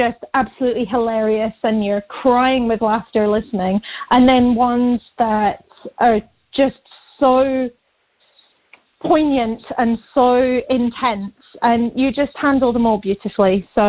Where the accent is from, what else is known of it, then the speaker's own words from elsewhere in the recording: North East England, United Kingdom; accent: northeast; now in New Zealand; It's been such a long time since I've heard the northeast accent, so my accent's probably going to change as I'm talking to you as well.